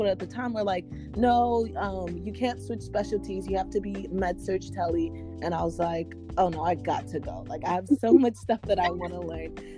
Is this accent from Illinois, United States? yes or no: no; Texas, United States; also born or lived in Nigeria; I'm a Nigerian born, Texas raised